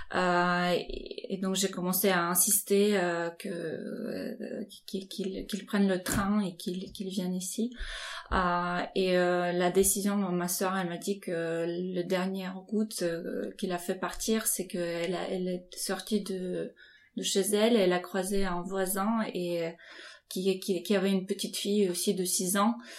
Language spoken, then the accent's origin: French; Ukraine; moved away as an adult; now in France; je suis née dans l'Ukraine indépendante